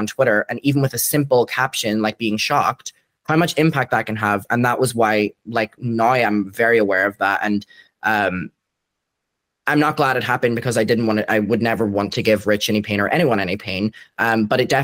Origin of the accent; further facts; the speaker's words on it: Derry, Northern Ireland, United Kingdom; now in Brighton, United Kingdom; I'm from Derry in Ireland and I moved to Brighton.